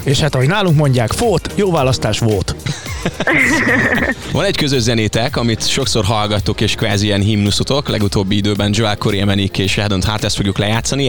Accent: Budapest, Hungary; now in Fót, Hungary; én Újpesten nőttem föl a víztorony mellett

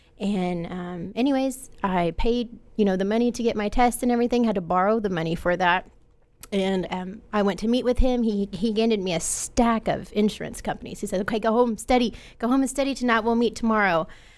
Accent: Quanta, Texas, United States; Well, I am from Quanta, Texas, graduated with 30 people.

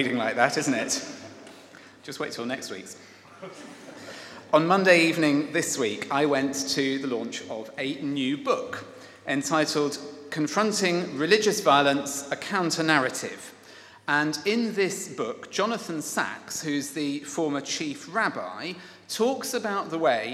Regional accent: Kent, South East England, United Kingdom; my upbringing in Kent and my attendance at the Judd School

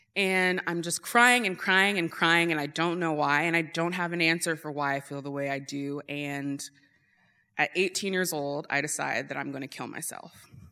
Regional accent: Eagle River, United States; I grew up in Eagle River

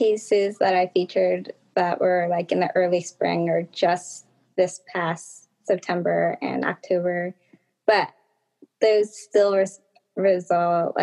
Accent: New Jersey, United States; I'm from New Jersey

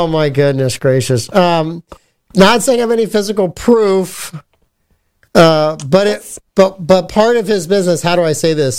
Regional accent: Southern United States, United States; I can't say it. I'm from the South.

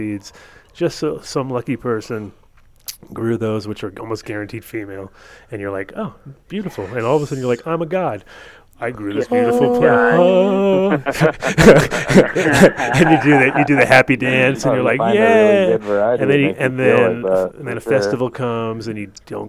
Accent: Narragansett Bay, Rhode Island, United States; now in Colorado, United States; I was growing up in Narragansett Bay, and all these guys were lobster fishermen.

